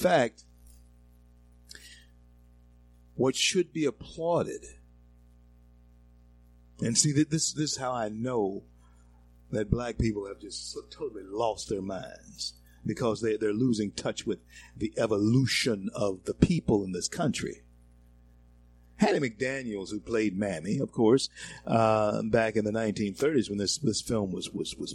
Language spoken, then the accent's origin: English; the South, United States; I grew up in the South all my life, been black all my life.